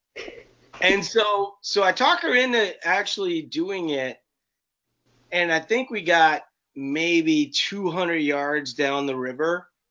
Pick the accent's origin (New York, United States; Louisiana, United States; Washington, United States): Louisiana, United States; New Orleans; now in Minnesota, United States; I live in Minnesota, but I'm actually not from Minnesota. Mm-hmm. I'm from New Orleans